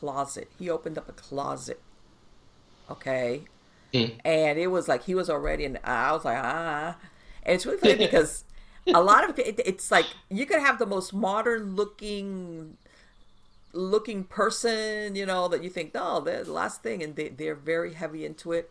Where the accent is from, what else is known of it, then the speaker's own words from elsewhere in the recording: Miami, Florida, United States; I grew up in Miami